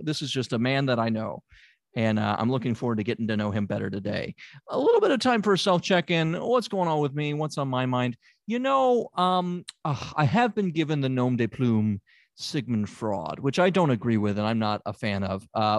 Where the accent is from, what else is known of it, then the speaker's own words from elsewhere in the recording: Memphis, Tennessee, United States; I'm from Memphis, Tennessee. I'm a good old Southern boy.